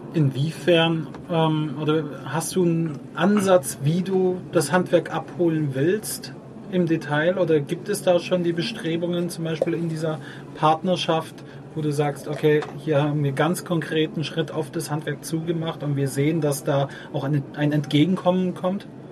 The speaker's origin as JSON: {"language": "German", "town": "Ulm", "region": "Baden-Württemberg", "country": "Germany", "tie": "born or raised there", "said": "deine als auch meine Heimatstadt Ulm"}